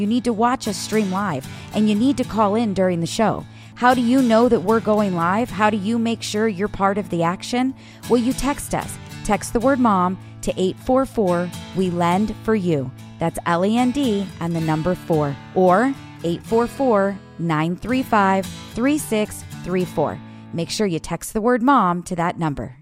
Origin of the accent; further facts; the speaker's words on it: Illinois, United States; moved away; I am from Illinois.